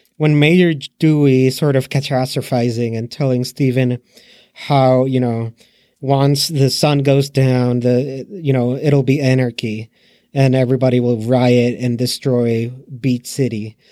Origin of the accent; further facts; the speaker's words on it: Puerto Rico; I'm from Puerto Rico.